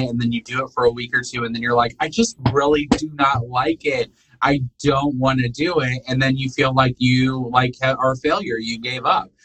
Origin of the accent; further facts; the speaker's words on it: Rensselaer, Indiana, United States; moved away as an adult; now in Alabama, United States; I was from Rensselaer, Indiana